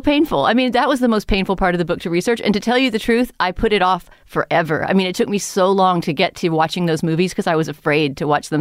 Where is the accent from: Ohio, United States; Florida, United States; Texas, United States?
Texas, United States; San Antonio; moved away; where I grew up in San Antonio, Texas